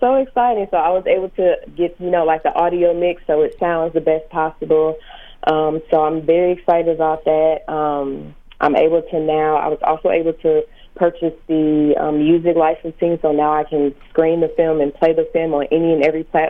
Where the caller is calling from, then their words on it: St. Louis, Missouri, United States; I'm calling from St. Louis, Missouri.